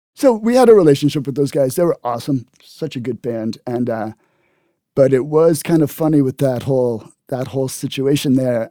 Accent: Cambridge, Massachusetts, United States; also born or lived in Berkeley, California; I grew up in Cambridge

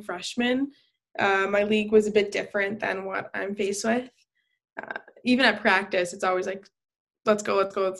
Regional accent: Buffalo, New York, United States; moved away; I am from Buffalo. But Buffalo will always be in my heart.

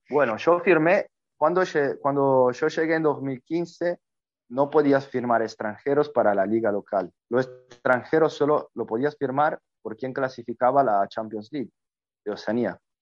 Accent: Italy; Spanish is a second language; moved away as an adult; llegué a Asia como primer italiano a jugar

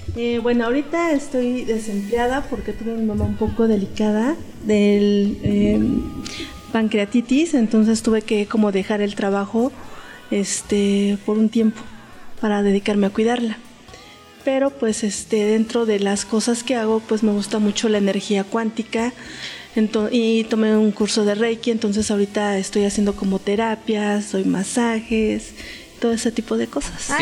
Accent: Mexico City, Mexico; del Distrito Federal, Delegación Coyoacán

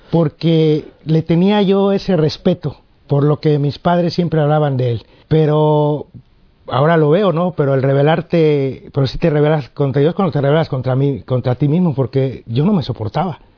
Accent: Mexico; soy mexicano y mi padre cubano, mi madre mexicana, una mezcla ahí de, cosas que va uno creciendo con eso.

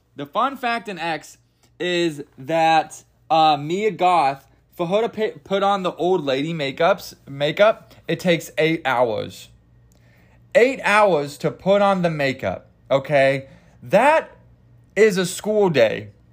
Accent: Kansas, United States; I'm country. I'm, I'm, I'm from Kansas

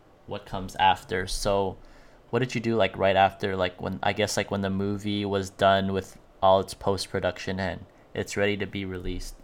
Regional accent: the Bay Area, California, United States; I'm from the Bay Area

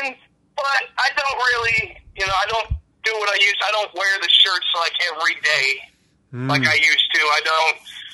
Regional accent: Missouri, United States; I am from Missouri, which is about 45 minutes outside of Kansas City.

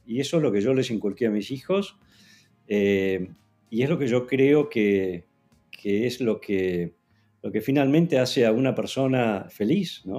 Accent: Argentina; siendo argentino

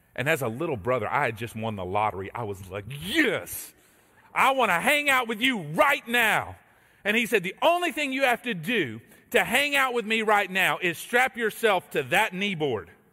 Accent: Texas, United States; moved away as an adult; now in Georgia, United States; I, uh, grew up in Texas. I'm a Texan by birth

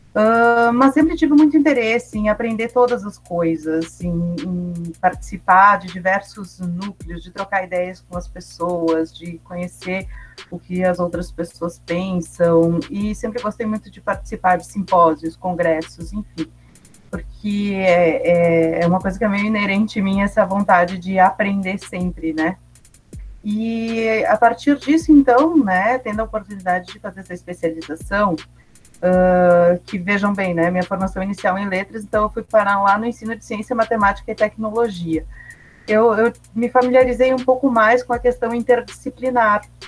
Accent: São Marcos, Rio Grande do Sul, Brazil; apresentava um programa de rádio na minha cidade natal, São Marcos

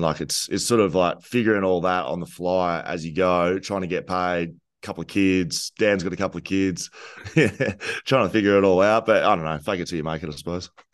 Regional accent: Geelong, Victoria, Australia; moved away; also born or lived in Torquay; I grew up in Geelong

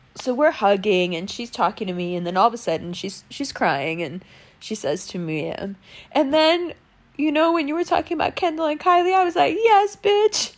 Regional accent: Pakistan

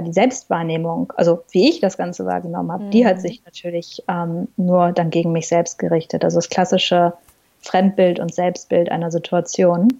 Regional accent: Ruhr area, North Rhine-Westphalia, Germany; moved away as an adult; now in New York, United States; ich bin im Robot aufgewachsen und ich glaube, das sind zwei Sachen, ähm, also das Beamtenkind und der Robot, die mich sehr ge geprägt haben in, in, meinem Leben, in meinen Wurzeln. Ähm, sicherlich auch so in meiner Persönlichkeit, ähm, weil bei uns ein ganz, ganz starker Wir-Gedanke im Ruhrpott da ist.

